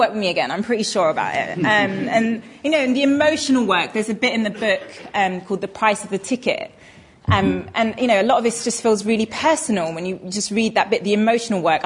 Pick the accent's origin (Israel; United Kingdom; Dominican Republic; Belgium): United Kingdom; England; I was born in England and not Pakistan